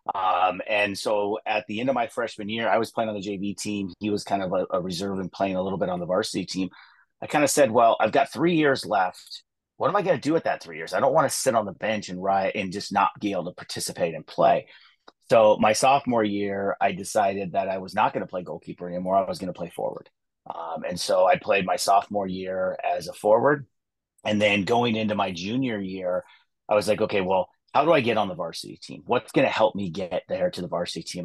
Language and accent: English; Atascadero, California, United States; also born or lived in Thousand Oaks, California; I grew up in the Central Coast of California, a little town called Atascadero